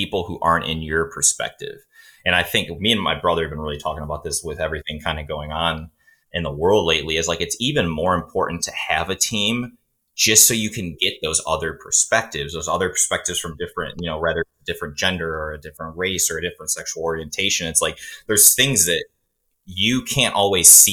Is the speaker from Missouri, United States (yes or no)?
no; Cleveland, Ohio, United States; we're both from Cleveland, Ohio area